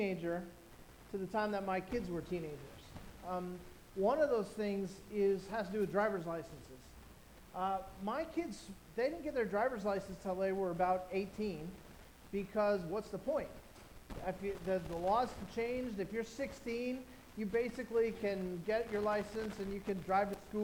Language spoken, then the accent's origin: English; Orange County, California, United States; I grew up in Orange County in a you know, upper middle class family